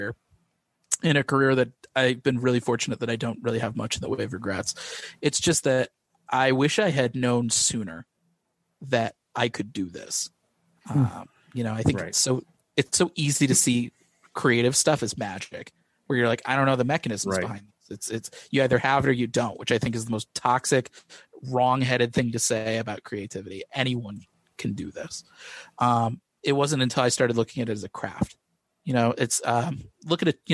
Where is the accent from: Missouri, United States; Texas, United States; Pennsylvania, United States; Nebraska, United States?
Missouri, United States; I grew up in Missouri